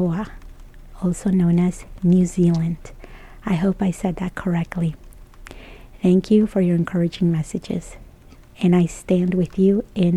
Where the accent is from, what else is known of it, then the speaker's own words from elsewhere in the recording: El Salvador; I was born and raised in El Salvador